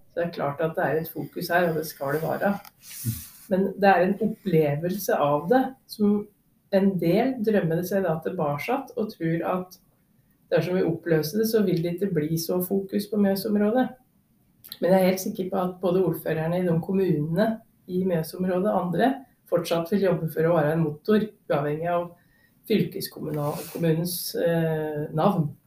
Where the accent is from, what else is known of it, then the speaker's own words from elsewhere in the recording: Odal, Hedmark, Innlandet, Norway; Jeg er jo odøling, først og fremst. Og jeg vil òg si at jeg er hedmarking